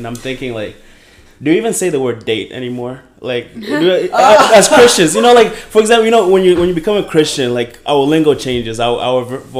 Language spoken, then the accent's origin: English; Kenya; I'm this Kenyan